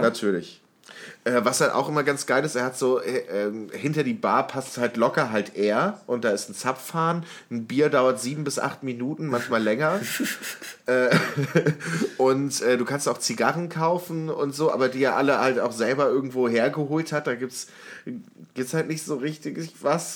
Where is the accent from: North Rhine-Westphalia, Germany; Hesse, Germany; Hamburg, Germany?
North Rhine-Westphalia, Germany; Warburg; moved away; aus meiner Heimatstadt, beziehungsweise Semi-Heimatstadt, ich bin dort aufs Gymnasium gegangen in der Stadt Warburg